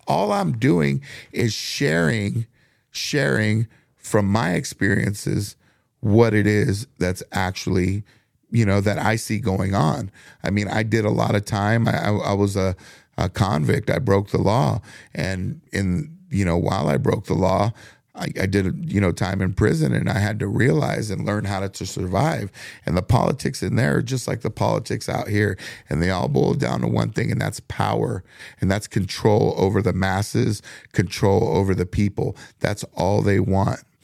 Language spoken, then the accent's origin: English; United States; we're all Americans. We all bleed the same color. We were all born in the same country.